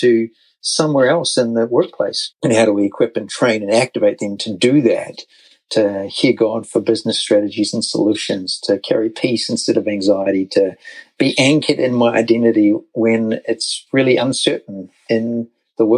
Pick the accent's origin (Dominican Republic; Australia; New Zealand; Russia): New Zealand; moved away as an adult; now in United States; So, as you can tell from the accent, we're actually American United States citizens now, but over a decade ago, 14 years ago now, 2008, we're in New Zealand